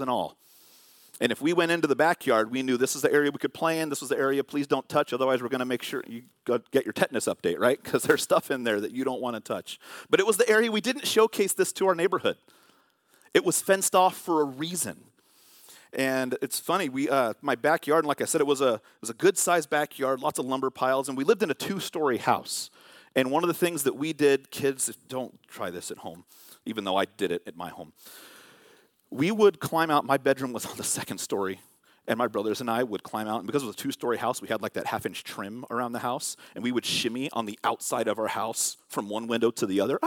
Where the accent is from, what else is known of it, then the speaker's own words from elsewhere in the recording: Vallejo, California, United States; when I was growing up in Vallejo in California, we had a fence